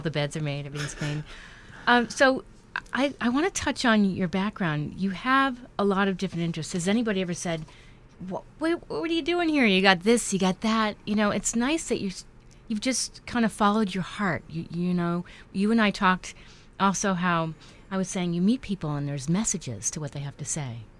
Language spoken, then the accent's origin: English; New York, United States; I grew up in New York